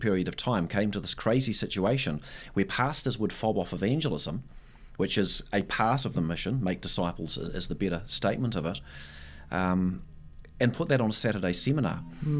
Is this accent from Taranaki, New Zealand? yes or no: yes; South Taranaki, New Zealand; moved away as an adult; also born or lived in Singapore; now in Tauranga, New Zealand; I hail from South Taranaki, where my mum lives and my wife's family, parents live there and some siblings as well.